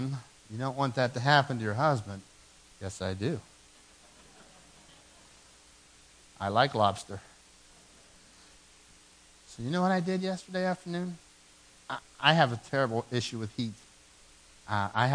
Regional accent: Dormont, Pennsylvania, United States; I came from Dormont, and I had a small yard in Dormont where I grew up.

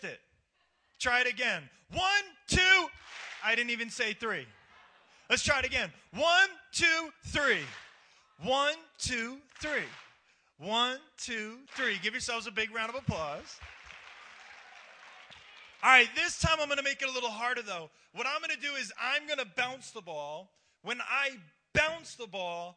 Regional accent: New York, United States; I'm originally from New York.

